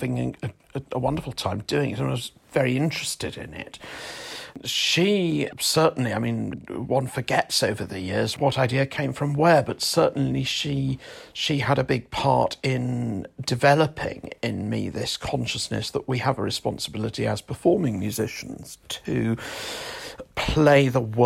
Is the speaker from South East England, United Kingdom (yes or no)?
no; Weymouth, South West England, United Kingdom; my hometown of Weymouth